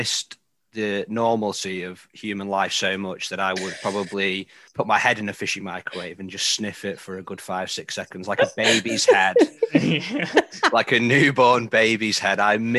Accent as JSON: {"language": "English", "town": "Grimsby", "region": "Yorkshire and the Humber", "country": "United Kingdom", "said": "I'm literally from Grimsby, where Young's make fish the dish of the day."}